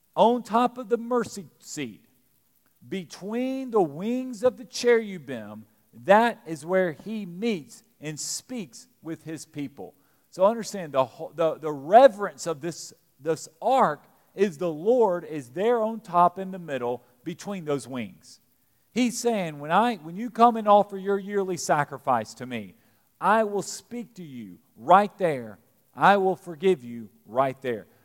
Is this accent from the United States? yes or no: yes; Eastern Kentucky, United States; now in Lexington, United States; we're from Eastern Kentucky